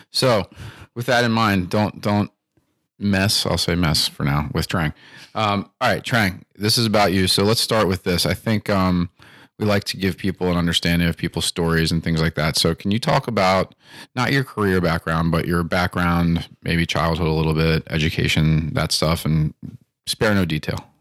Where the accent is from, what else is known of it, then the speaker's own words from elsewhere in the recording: Timonium, Maryland, United States; I grew up in Timoni and Maryland